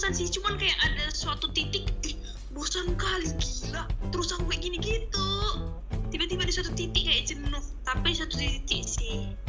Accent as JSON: {"language": "Indonesian", "region": "North Sumatra", "country": "Indonesia", "said": "Saya dari Kabupaten Deri, Sumatera Utara."}